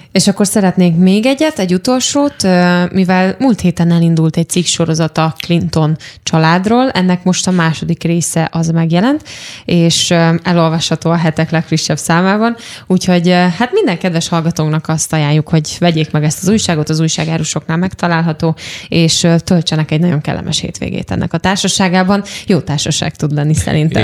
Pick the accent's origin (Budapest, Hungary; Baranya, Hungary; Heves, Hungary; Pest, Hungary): Heves, Hungary; Eger; Egri lévén